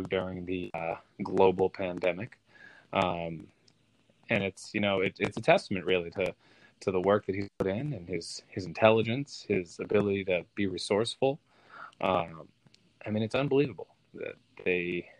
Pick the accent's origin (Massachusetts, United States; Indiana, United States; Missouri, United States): Massachusetts, United States; Boston; I grew up in the Massachusetts area, Boston area